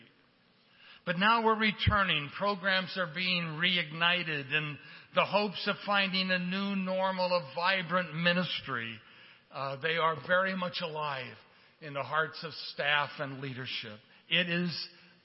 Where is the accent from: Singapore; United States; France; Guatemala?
United States; Portland, Oregon; moved away; I grew up in Portland, Oregon